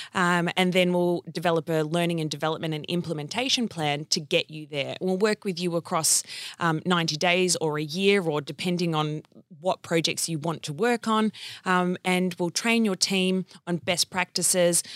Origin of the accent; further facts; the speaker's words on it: Wangaratta, Victoria, Australia; I was born in country Victoria in a place called Whangarata